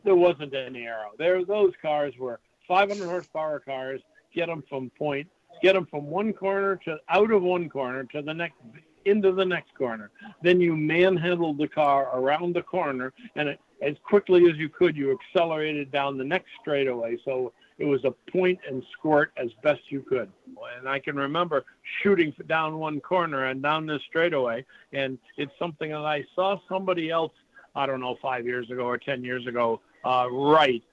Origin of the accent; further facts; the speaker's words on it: New England, United States; we're from New England